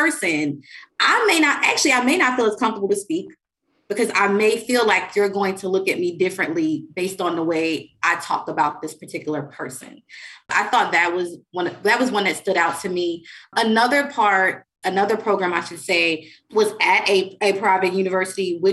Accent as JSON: {"language": "English", "town": "New York City", "region": "New York", "country": "United States", "said": "I'm from New York City"}